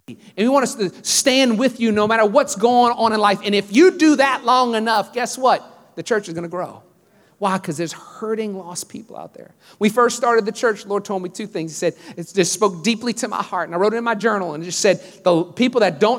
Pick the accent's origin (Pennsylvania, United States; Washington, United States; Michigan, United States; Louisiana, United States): Louisiana, United States; now in Houston, United States; I grew up in Louisiana